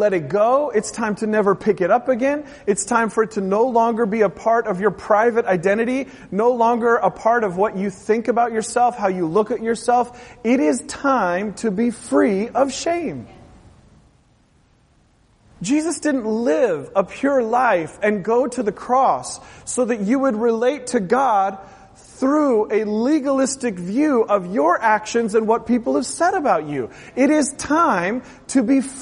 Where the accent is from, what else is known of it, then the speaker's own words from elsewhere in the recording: Portland, Oregon, United States; I grew up in Portland, Oregon